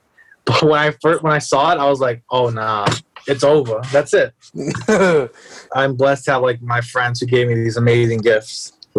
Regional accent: New York City, New York, United States; I'm not even from the Bronx. I'm from Upper Manhattan.

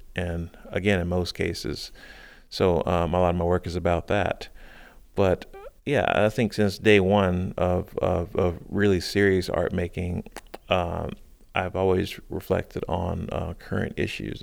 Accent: South Carolina, United States; now in Baltimore, United States; I grew up in South Carolina

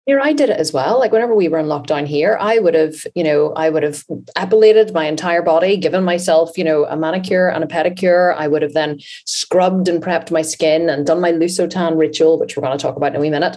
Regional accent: Ireland; We are Irish

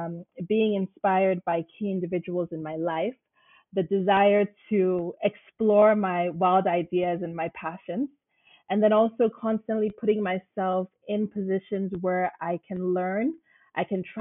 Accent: Nigeria; also born or lived in Dubai; now in London, United Kingdom; I am from Nigeria, proudly Nigerian, and have had the opportunity to live and work in numerous countries around the globe

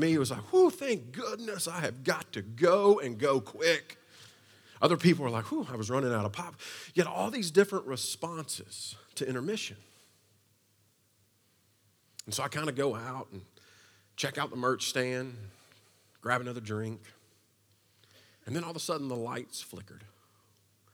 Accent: Eastern Kentucky, United States; I was from Eastern Kentucky, so the only city that I had really been to at that point and spent any time in was Lexington

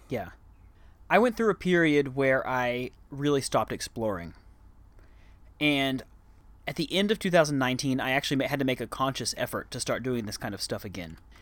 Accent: Dallas, Texas, United States; moved away as an adult; also born or lived in Arlington, Texas; now in Bangkok, Thailand; I grew up there and I spent the first twenty-two years of my life there

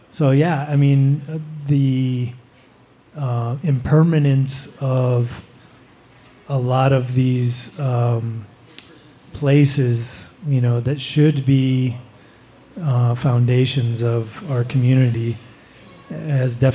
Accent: Reno, Nevada, United States; moved away as an adult; now in Europe; I don't really live here. I, am still based, it's still my hometown

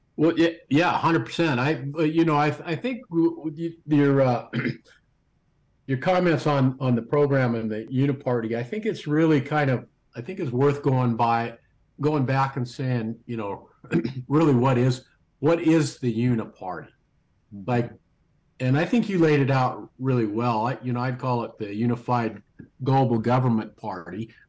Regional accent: United States; us as American citizens

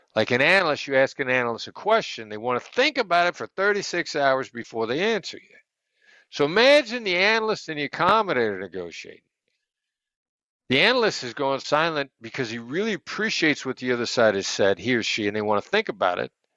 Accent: United States; I'm an American

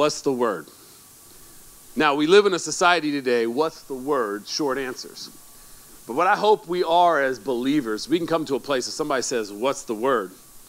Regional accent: Alabama, United States; now in Sacramento, United States; I came from poor part of Alabama, man. You know, we grew up in a HUD home.

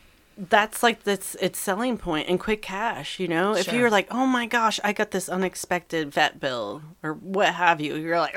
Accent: East Coast, United States; Since I came from the East Coast

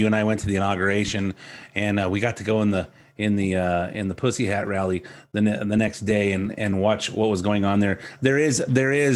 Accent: Southern California, United States; I'm from Southern California

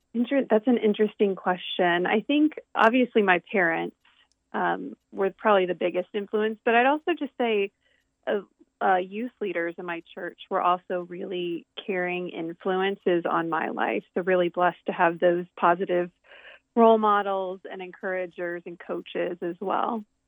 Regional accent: right outside of Baltimore, Maryland, United States; now in Lancaster, United States; I grew up on the east coast of the United States in, in Maryland.

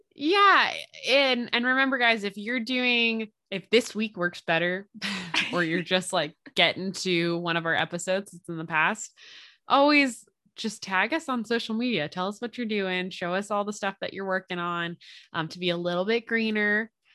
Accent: Philadelphia, Pennsylvania, United States; accent: Philly; now in Indiana, United States; moving back to Pennsylvania, if we end up going what we call down the shore, um, in the Philly area

